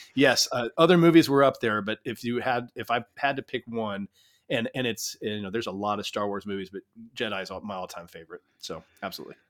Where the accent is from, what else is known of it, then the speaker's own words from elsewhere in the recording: El Paso, Texas, United States; I grew up in El Paso